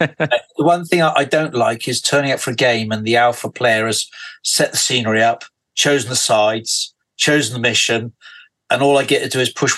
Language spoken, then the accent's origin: English; United Kingdom; being British